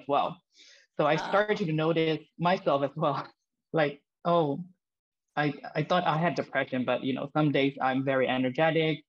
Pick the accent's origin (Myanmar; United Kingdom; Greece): Myanmar; I'm from Myanmar. It's a country in Southeast Asia.